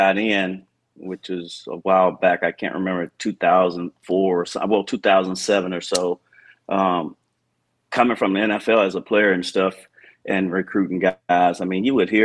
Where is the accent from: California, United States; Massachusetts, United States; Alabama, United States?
Alabama, United States; Montgomery; I'm from Montgomery, Alabama, so I'm not far from Auburn